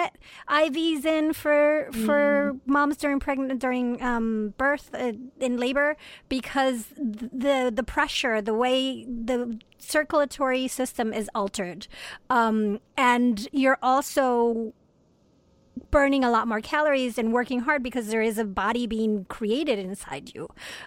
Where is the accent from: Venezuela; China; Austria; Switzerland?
Venezuela; now in Rochester, United States; I am originally from Venezuela